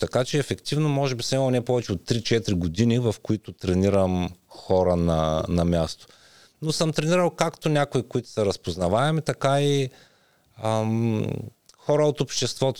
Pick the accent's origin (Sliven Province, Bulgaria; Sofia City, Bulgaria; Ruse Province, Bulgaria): Ruse Province, Bulgaria; Ruse; moved away as an adult; now in Las Vegas, United States; Роден съм в Русе, 80-та година.